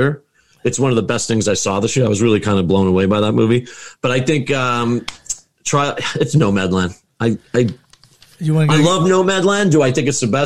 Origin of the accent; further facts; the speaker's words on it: Levittown, New York, United States; moved away as an adult; I'm originally from Long Island